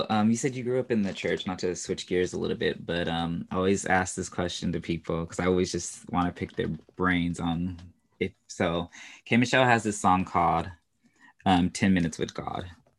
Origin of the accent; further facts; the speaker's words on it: California, United States; also born or lived in Houston; I'm from California, but I always say that I'm from Houston.